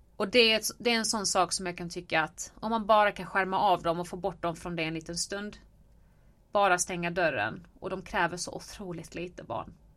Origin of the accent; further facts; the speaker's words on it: Helsingborg, Skåne, Sweden; jag är uppväxt i Helsingborg på Söder